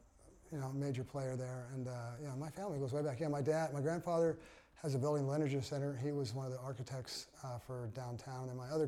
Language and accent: English; San Jose, California, United States; also born or lived in Santa Cruz; I grew up in San Jose. Oh, Jose, California. My my fam's like old school, third gen, you know, way back.